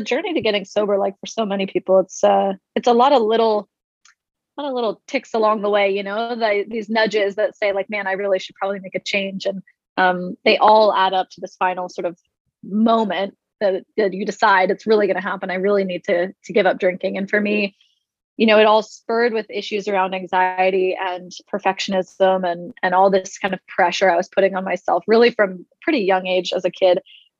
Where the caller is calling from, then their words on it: Hideaway, Texas, United States; I'm calling in from Hideaway, Texas, little town out in East Texas.